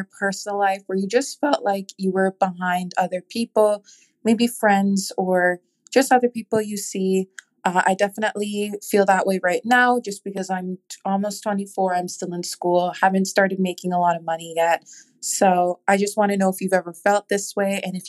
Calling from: Toronto, Ontario, Canada; I'm a listener from Toronto, Canada. Hi, from north of the border.

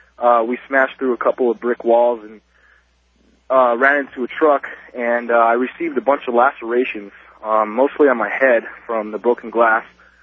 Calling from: Albuquerque, New Mexico, United States; I'm calling from Albuquerque, New Mexico.

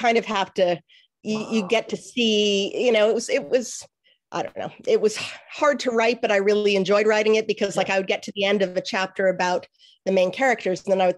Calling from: Washington, District of Columbia, United States; I am in Washington, D.C. Yes, Washington, D.C. That's where I live.

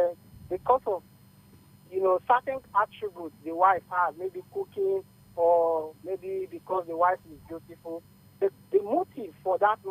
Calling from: Lagos, Nigeria; I'm calling from Lagos.

